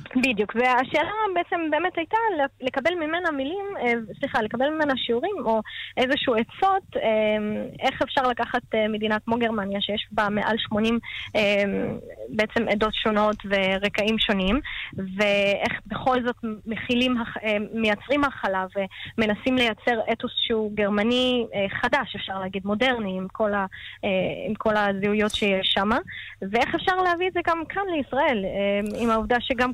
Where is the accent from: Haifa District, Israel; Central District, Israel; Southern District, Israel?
Haifa District, Israel; Haifa; אני גדלתי בשכונת עין הים וואדי ג'מאל בחיפה